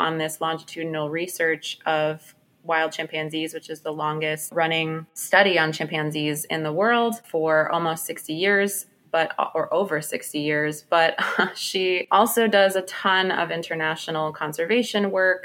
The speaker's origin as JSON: {"language": "English", "town": "New York City", "region": "New York", "country": "United States", "tie": "born or raised there", "moved": "as an adult", "lives_now": "Washington, D.C., United States", "said": "growing up in Brooklyn, New York"}